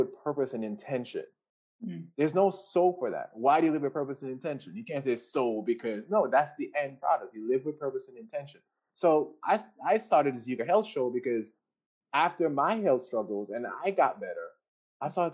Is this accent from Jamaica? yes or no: yes; Jamaica; everybody knows I'm Jamaican